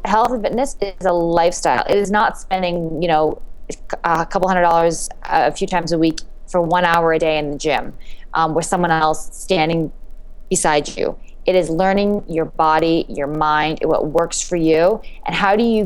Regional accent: Canada; moved away as an adult; also born or lived in New York City; I came to the U.S. I'm from Canada on a running scholarship

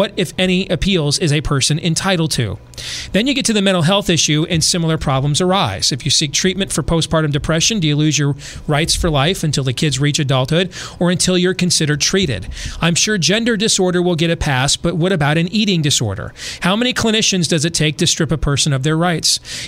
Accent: California, United States; also born or lived in Kentucky / Nevada; Growing up in California, I'd never even seen a gun.

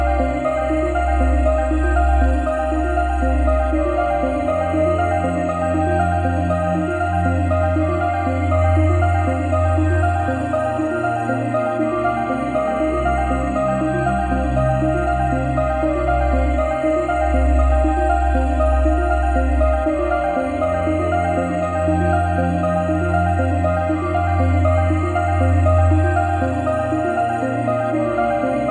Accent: Saint Petersburg, Russia; moved away as an adult; now in Vilnius, Lithuania; Here in Vilnius, same as in my hometown, St. Petersburg

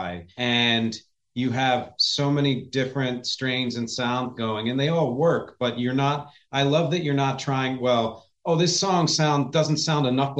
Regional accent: United States; I'm from Philly. I'm from Jersey.

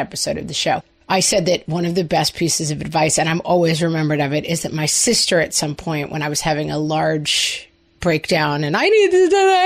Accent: New York, United States; as New Yorkers

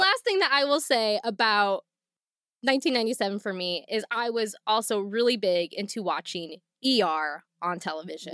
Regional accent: Northwest Ohio, United States; we did not have a movie theater very close to my hometown, not one in my hometown. We had to drive at least thirty minutes, forty-five minutes, and that was, like, a big deal in Northwest Ohio

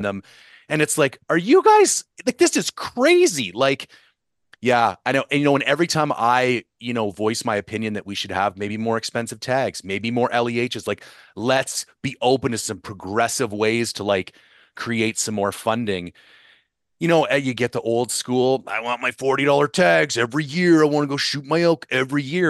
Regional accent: Ontario, Canada; I grew up in Ontario

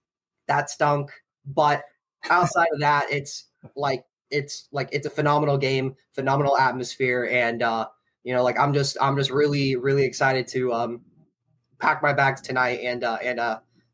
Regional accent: Georgia, United States; being born and raised in Georgia, you know, my dad's a Clemson alum

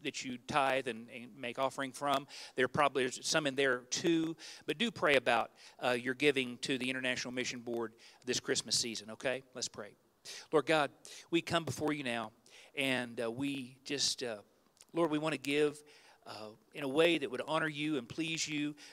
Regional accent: Ozark, United States; I'm from Ozark

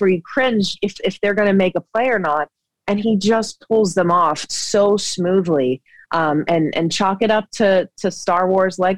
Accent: Georgia, United States; I grew up in Georgia

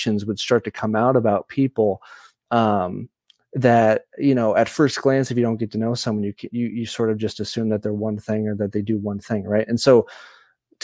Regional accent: Omaha, Nebraska, United States; Nebraska and Omaha specifically is my hometown

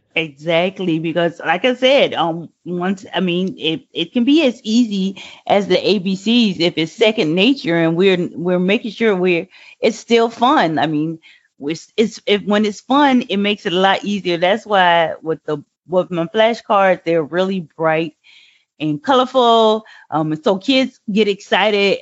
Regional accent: Savannah, Georgia, United States; I live and born and raised in Savannah, Georgia

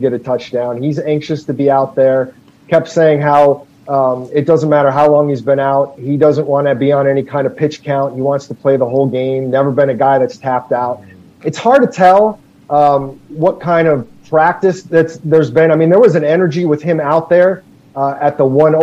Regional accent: Scottsdale, Arizona, United States; also born or lived in Phoenix; I was not born here, but my family moved here when I was 6. So, yes, I'm pretty much a lifer

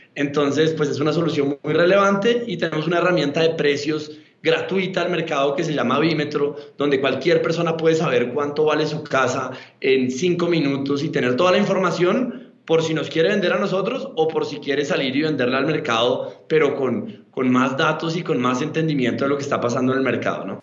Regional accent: Bogotá, Colombia; yo soy colombiano de Bogotá

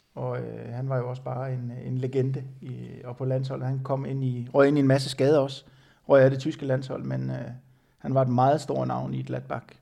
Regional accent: Denmark; jeg var den eneste dansker

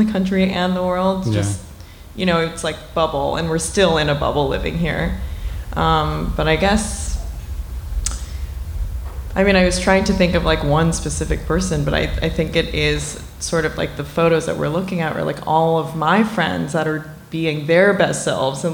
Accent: New York City, New York, United States; I grew up in New York City

